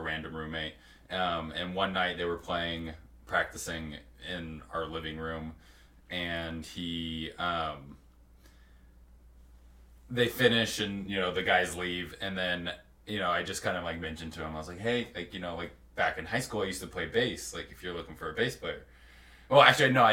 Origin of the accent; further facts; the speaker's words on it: Texas, United States; now in Utah, United States; growing up in Texas